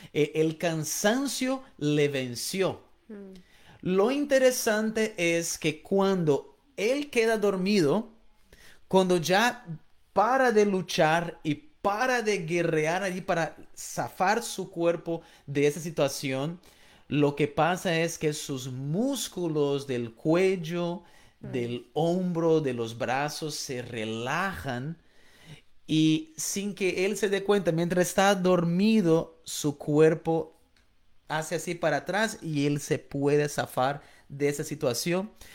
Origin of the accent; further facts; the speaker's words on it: Florianópolis, Santa Catarina, Brazil; moved away; yo soy de Brasil y yo crecí en una isla en el sur de Brasil llamado Florianópolis